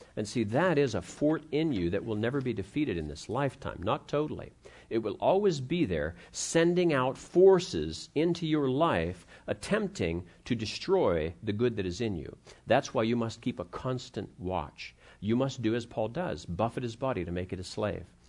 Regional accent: Ohio, United States; I grew up in Ohio

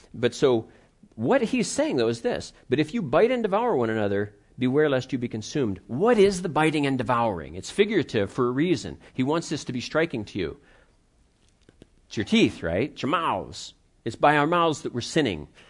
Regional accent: Pittsburgh, Pennsylvania, United States; I grew up in the Pittsburgh area

